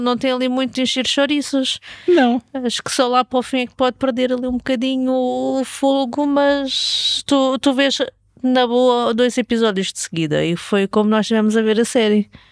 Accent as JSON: {"language": "Portuguese", "region": "Lisbon", "country": "Portugal", "tie": "born or raised there", "said": "Eu cresci em Lisboa nos anos 80 e 90"}